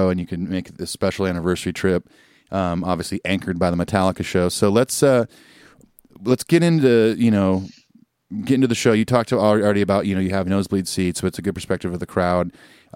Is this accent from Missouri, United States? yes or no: no; Southern California, United States; I grew up in Southern California